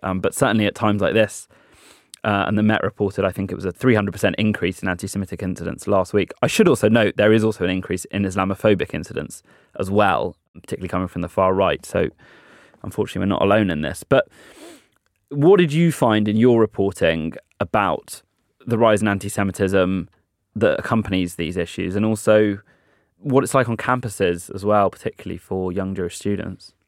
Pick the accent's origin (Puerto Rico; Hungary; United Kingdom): United Kingdom; British Jews